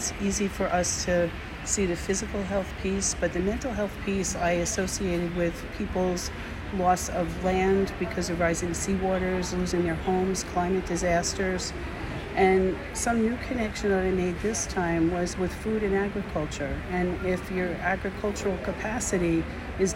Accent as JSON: {"language": "English", "region": "New Jersey", "country": "United States", "said": "I'm from New Jersey in the United States."}